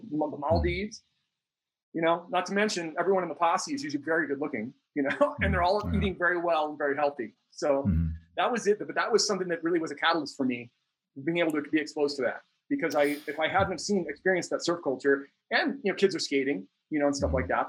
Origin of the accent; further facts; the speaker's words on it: Minneapolis, Minnesota, United States; Minneapolis, Minnesota.